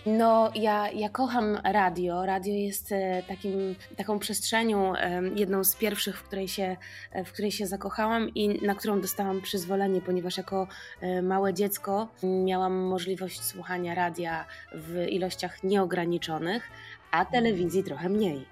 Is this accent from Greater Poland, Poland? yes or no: no; Kraków, Lesser Poland, Poland; u nas w Krakowie, yy, u babci